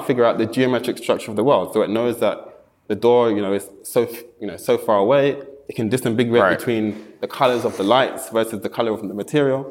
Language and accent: English; London, United Kingdom; moved away; also born or lived in Japan; I'm from London